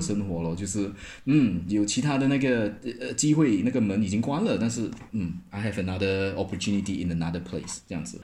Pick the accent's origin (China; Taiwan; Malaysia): Malaysia; George Town, Penang; moved away as an adult; also born or lived in Kuala Lumpur, Malaysia / Nottingham, United Kingdom; now in Hong Kong; 槟城是我的家乡